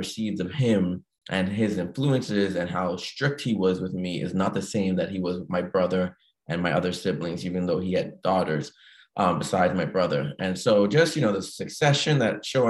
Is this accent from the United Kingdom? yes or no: no; Bahamas; moved away as an adult; I was born and raised in the Bahamas, 1989, left the Bahamas 25 years later in 2014.